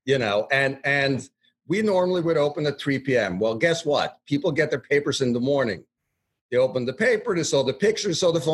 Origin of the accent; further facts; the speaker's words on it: Norway; moved away; We're all Norwegians. So we formed the powerful company, Nor Partners, because we were Norwegian